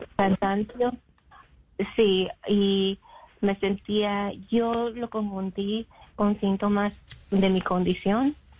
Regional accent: North Carolina, United States; also born or lived in Mexico; now in Illinois, United States; yo pues viví casi toda mi vida en Carolina del Norte.

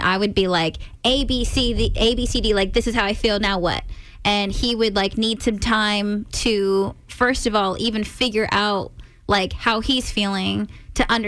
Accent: California, United States; moved away as an adult; now in Maryland, United States; I'm from California

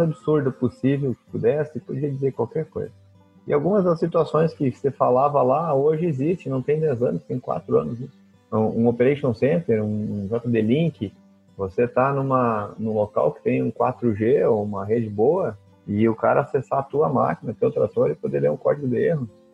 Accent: Rio Grande do Sul coast, Brazil; moved away as an adult; also born or lived in Mato Grosso; Eu sou do Rio Grande do Sul, litoral do Rio Grande do Sul

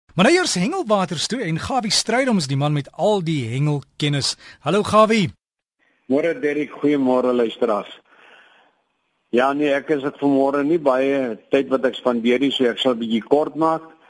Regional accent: Mossel Bay, Western Cape, South Africa; dis my geboorteplek.

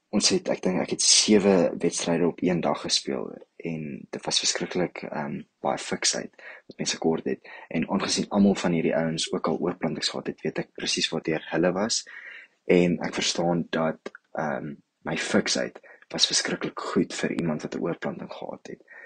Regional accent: Johannesburg, Gauteng, South Africa; ek kom van Johannesburg af

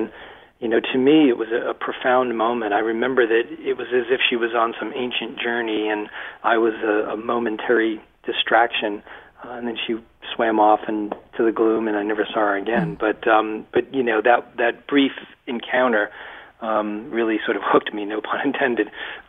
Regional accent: Massachusetts, United States; I spent my entire life in Massachusetts in a little textile mill town about 35 miles west of Boston

